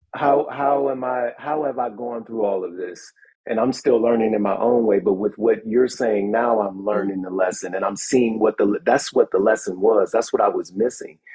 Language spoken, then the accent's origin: English; Cleveland, Ohio, United States; moved away; I'm from Cleveland originally